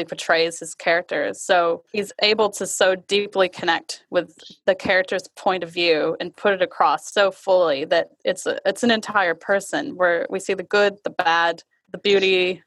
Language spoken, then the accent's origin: English; Michigan, United States; I grew up in Michigan